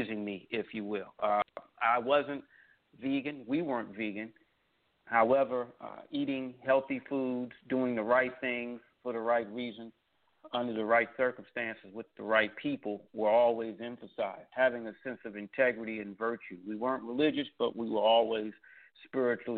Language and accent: English; Washington, District of Columbia, United States; also born or lived in Tallahassee, Florida; I was born in Tallahassee, Florida, lived most of my life in the Washington, D.C. area